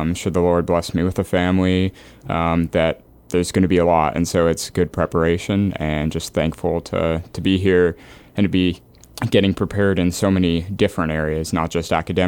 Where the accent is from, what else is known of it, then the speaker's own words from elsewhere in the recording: Edmonton, Alberta, Canada; accent: Canadian; Yeah, you bet. I grew up in Edmonton, Alberta, and I had the privilege of growing up there. It's a blast.